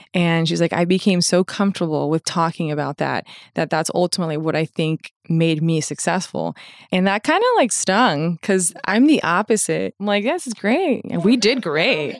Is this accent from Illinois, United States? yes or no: no; Fort Lauderdale, Florida, United States; I grew up in Fort Lauderdale